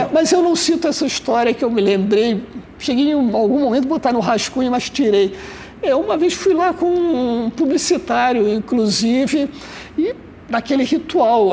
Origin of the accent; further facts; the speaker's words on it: Rio de Janeiro, Brazil; eu nasci no subúrbio. Eu morei no subúrbio até os 20 anos. Eu nasci ali na Vila da Penda, fui morar em Vaz Lobo